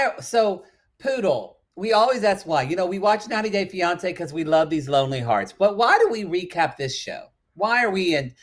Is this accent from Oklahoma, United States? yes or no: yes; Ardmore, Oklahoma, United States; where I grew up in Oklahoma in Ardmore.